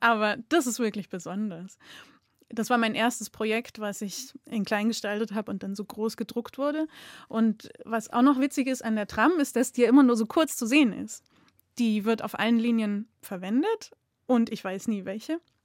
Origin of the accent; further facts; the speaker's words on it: Munich, Bavaria, Germany; now in Augsburg, Germany; Ich bin in München aufgewachsen und bin aber jetzt Wahlschwäbin